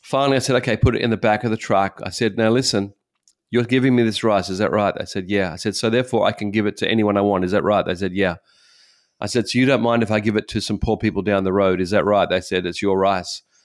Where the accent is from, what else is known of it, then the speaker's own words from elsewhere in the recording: Australia; moved away as an adult; now in Japan; I'm an Australian